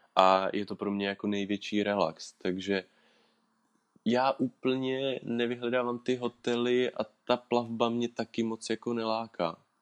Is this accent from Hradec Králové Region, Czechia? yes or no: yes; Orlické hory, Hradec Králové Region, Czechia; v Orlických horách, odkud, odkud pocházím